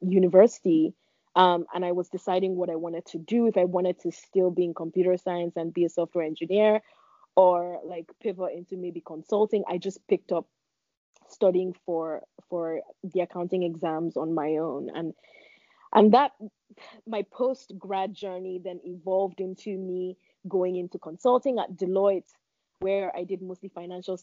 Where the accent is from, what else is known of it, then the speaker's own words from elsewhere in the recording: Lagos, Nigeria; I was born in Lagos, Nigeria, and I'm the first of five children